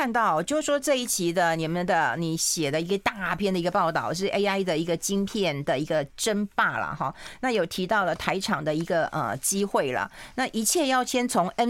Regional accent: Taiwan; 我们无能为力嘛，我们台湾人嘛，对不对？

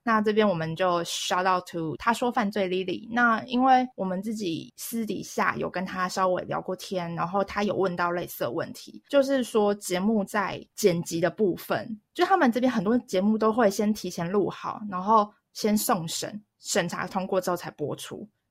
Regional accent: Taiwan; now in Shanghai, China; 对我台湾人来说

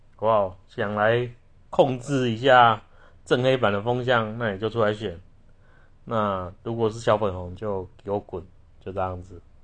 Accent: Taiwan; 我们台湾人

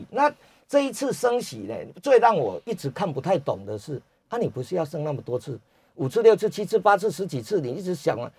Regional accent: Taiwan; 因为我们台湾人哦不怕美股跌，怕疫情失控。

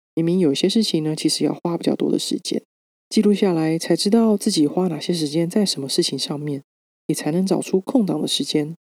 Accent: Taiwan; moved away as an adult; also born or lived in London; 我这个来自台湾

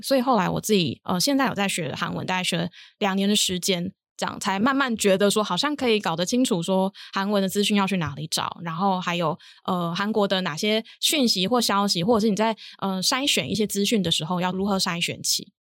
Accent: Kaohsiung, Taiwan; moved away; 我本身是高雄人

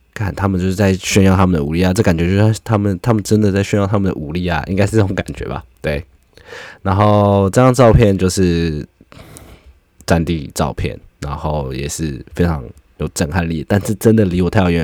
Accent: Taiwan; 我们台湾人啊，我自己是觉得我们很少在枪械身旁长大

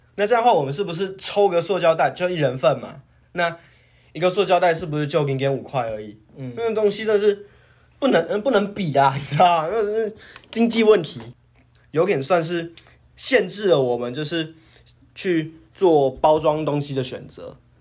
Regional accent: Taiwan; 我们台湾人

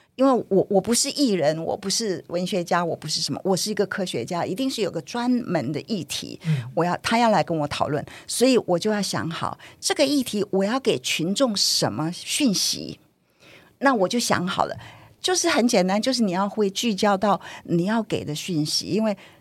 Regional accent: Taiwan; 台湾人，我们

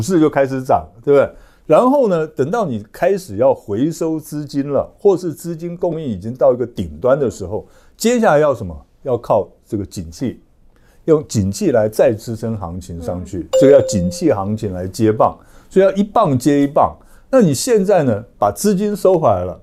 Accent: Taiwan; 我们台湾人

